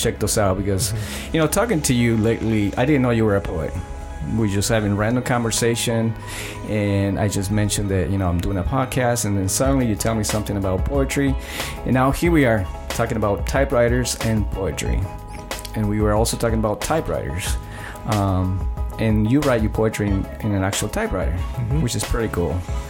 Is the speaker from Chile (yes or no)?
yes; Chile; not because I'm from Chile. No, yes, it is because I'm from Chile.